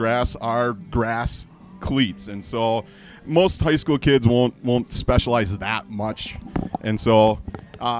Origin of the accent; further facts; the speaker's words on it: Upper Michigan, United States; I grew up in Upper Michigan